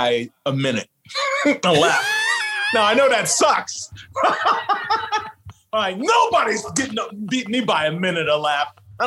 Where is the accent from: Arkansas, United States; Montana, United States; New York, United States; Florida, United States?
New York, United States; Long Island; I was shooting in my same house that I was born and raised in Long Island.